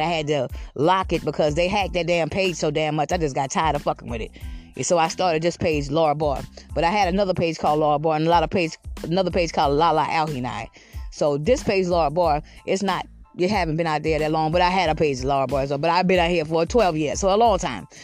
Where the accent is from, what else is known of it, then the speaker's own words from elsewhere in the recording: Georgetown, South Carolina, United States; moved away as an adult; also born or lived in Richland County, South Carolina; now in Lexington County, United States; I'm originally from Georgetown, South Carolina